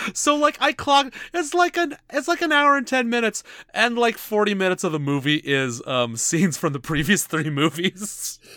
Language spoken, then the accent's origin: English; Canada; we're Canadian